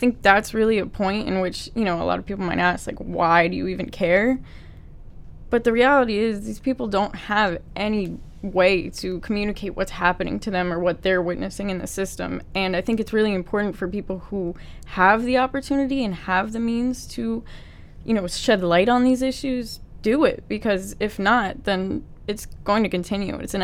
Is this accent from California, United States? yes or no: no; New Fairfield, Connecticut, United States; I grew up in New Fairfield, Connecticut